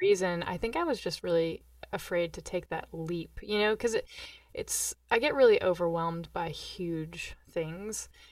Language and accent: English; Johnson City, Tennessee, United States; also born or lived in Normal, Illinois; I was born in Normal, Illinois, and we moved to Johnson City, Tennessee